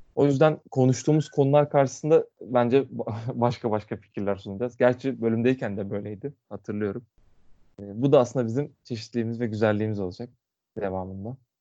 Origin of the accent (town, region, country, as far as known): Muğla, Turkey